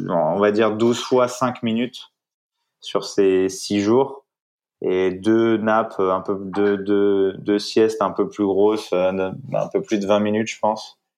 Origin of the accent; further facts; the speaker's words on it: Île-de-France, France; also born or lived in Brittany; moi, je viens du nord de la France. Je, viens, je suis breton et, j'ai été élevé un peu, euh, beaucoup quand même euh, à côté de, en région parisienne et un peu partout en France.